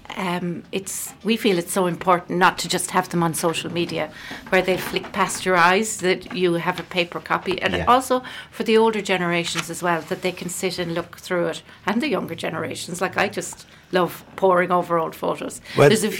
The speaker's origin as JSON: {"language": "English", "region": "Scotland", "country": "United Kingdom", "also_born_or_lived": "Wexford, Ireland", "moved": "yes", "lives_now": "Killaloe, Ireland", "said": "when I was from Scotland"}